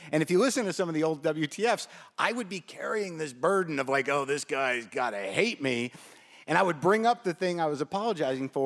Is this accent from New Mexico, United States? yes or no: yes; Albuquerque, New Mexico, United States; I grew up in Albuquerque, New Mexico